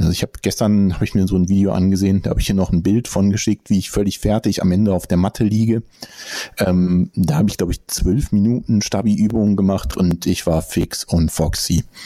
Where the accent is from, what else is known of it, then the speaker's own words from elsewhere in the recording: Bonn, North Rhine-Westphalia, Germany; meine Geburtsstadt sogar